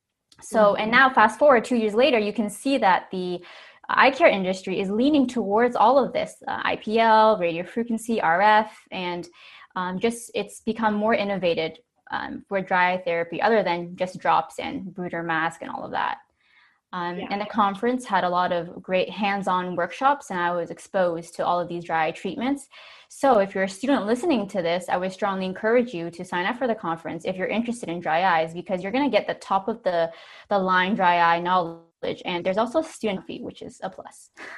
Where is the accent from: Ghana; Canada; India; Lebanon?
Canada; Hamilton, Ontario; So I was born and raised in Hamilton, Ontario, and I did my undergrad in biochemistry at McMaster University, and then I went to Waterloo to complete my optometry degree. Currently, I work in Brampton at iLabs